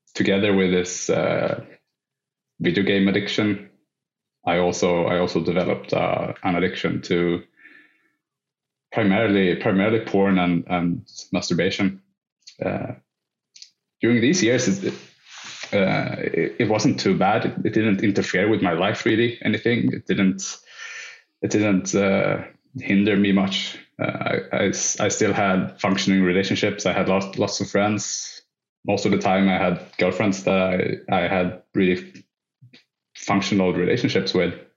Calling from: Sweden; I'm calling from Sweden

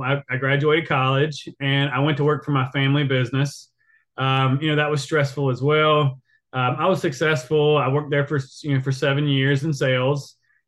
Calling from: Apex, North Carolina, United States; I am calling from Apex, North Carolina. So that is right below Raleigh, North Carolina.

